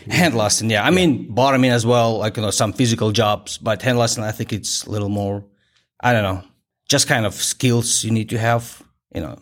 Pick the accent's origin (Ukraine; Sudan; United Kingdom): Ukraine; Kharkiv, Kharkiv Oblast; English is a second language; moved away as an adult; my hometown